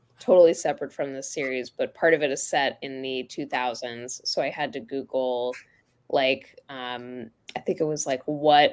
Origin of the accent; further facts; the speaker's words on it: Florida, United States; I grew up in Florida